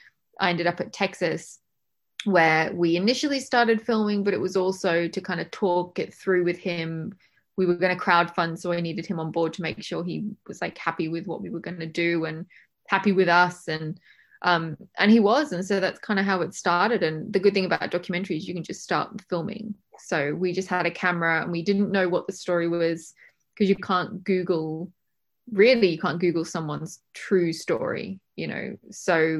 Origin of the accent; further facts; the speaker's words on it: Australia; moved away as an adult; now in England; I was born in England, but I went to high school and university in Australia